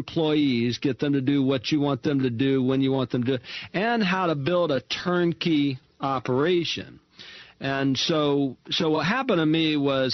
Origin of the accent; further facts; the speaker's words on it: Mobile, Alabama, United States; moved away as an adult; now in Houston, United States; I grew up in Mobile, Alabama